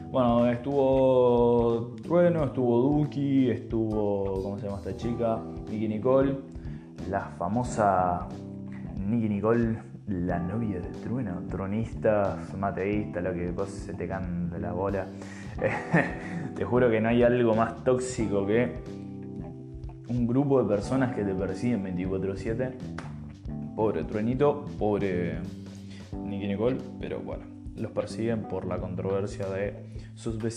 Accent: Argentina; born there; nací en Argentina, la puta madre, hay que remarla y salir adelante como se pueda.

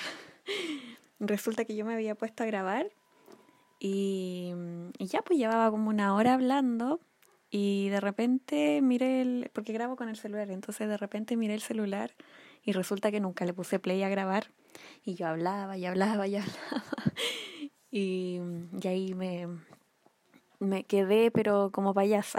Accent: Chile; acá en Chile, en mi país

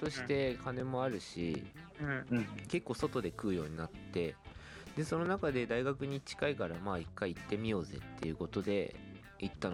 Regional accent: Yamagata, Japan; 俺が山形でそれやってたの

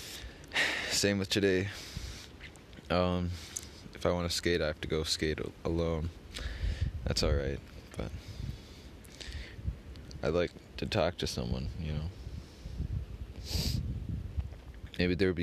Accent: Minneapolis, Minnesota, United States; also born or lived in Helena, Montana; I was born in Minneapolis, and I moved somewhere else.

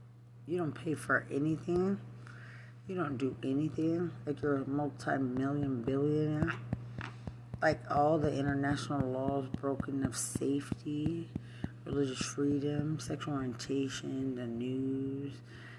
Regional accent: Lubbock, Texas, United States; and I'm from Lubbock, Texas.

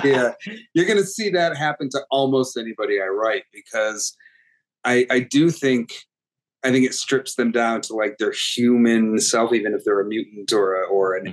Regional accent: United States; also born or lived in New York; I was raised with a very strong sense of myself as Arab American, as Muslim American

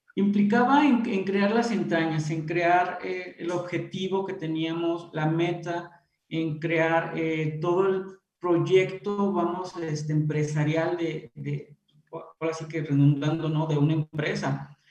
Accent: Irapuato, Guanajuato, Mexico; yo soy originario aquí de Irapuato

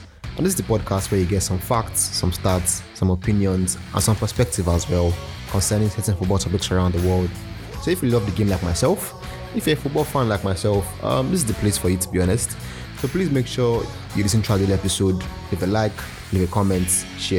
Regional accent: Nigeria; I'm Nigerian

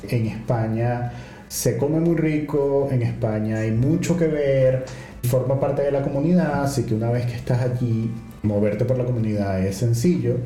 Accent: Venezuela; moved away as an adult; also born or lived in Ecuador; now in Lisbon, Portugal; desde que salimos de Venezuela el pasaporte venezolano fue una ventaja

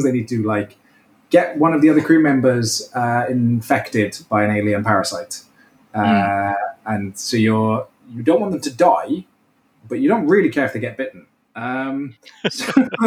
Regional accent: Welsh, Wales, United Kingdom; So being Welsh

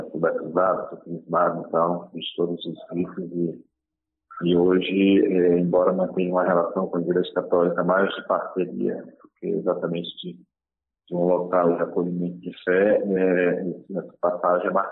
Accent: Normandia, Roraima, Brazil; Eu nasci ali, cresci

